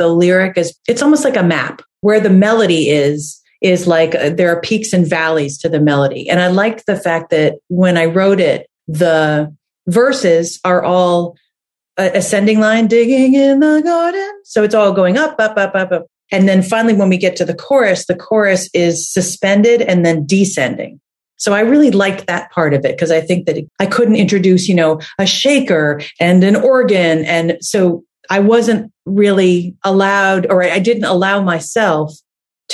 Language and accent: English; New Jersey, United States; now in Boston, United States; I'm from New Jersey and I lived in a house that I think was built in the 1800s or something like